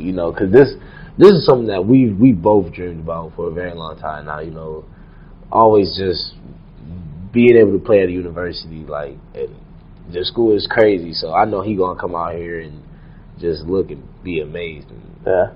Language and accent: English; Rochester, New York, United States; moved away; I'm from Rochester, New York